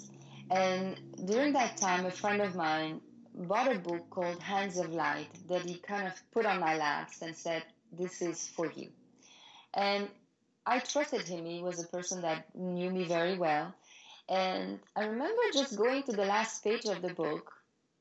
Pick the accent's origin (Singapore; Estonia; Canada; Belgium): Belgium; moved away as an adult; also born or lived in Paris, France / New York, United States; now in United States; I'm from Belgium originally, and I was modeling there already